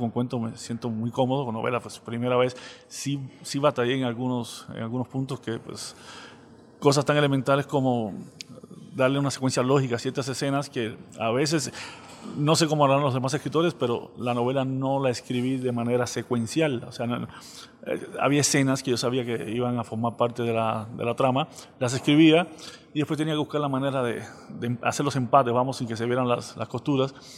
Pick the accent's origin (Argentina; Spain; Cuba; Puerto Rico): Cuba; accent: Cuban; moved away as an adult; now in Saltillo, Mexico; por el acento que no se me va a quitar nunca, eh, enseguida sale a relucir que soy eh, cubano